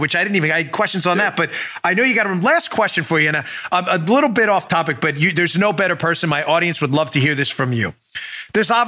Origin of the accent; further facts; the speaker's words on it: New York, United States; I grew up in New York.